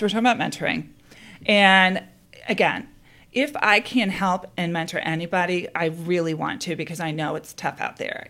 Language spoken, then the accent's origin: English; East Coast, United States; moved away as an adult; also born or lived in Edinburgh, Scotland; now in Chicago, United States; I grew up in the East Coast, and ended up studying in Scotland at University of Edinburgh